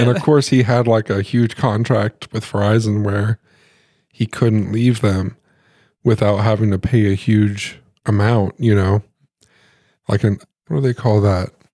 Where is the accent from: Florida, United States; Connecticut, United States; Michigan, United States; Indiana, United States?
Indiana, United States; Muncie; Josh and I grew up in Muncie. That's where we spent most of our lives